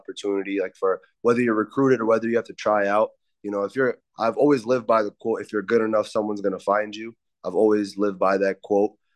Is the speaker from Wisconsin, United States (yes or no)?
no; Wilmington, Delaware, United States; I'm a senior from Wilmington, Delaware